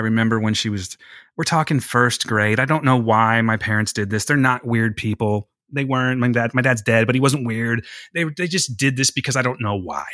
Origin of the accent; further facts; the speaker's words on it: California, United States; I'm from California.